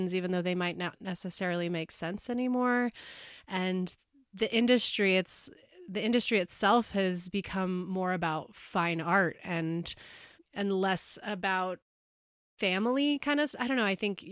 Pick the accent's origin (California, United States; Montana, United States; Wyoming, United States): Montana, United States; Bozeman; I grew up here in Bozeman